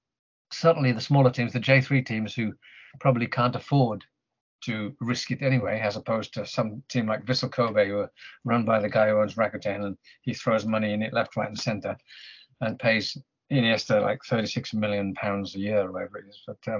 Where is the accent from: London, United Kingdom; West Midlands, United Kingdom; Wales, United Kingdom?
West Midlands, United Kingdom; Birmingham; now in Japan; if I ever go back to England and get to watch Aston Villa or something in my hometown of Birmingham